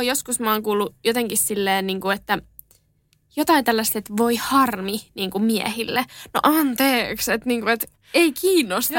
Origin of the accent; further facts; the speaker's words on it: Helsinki, Uusimaa, Finland; olen asunut aina Helsingissä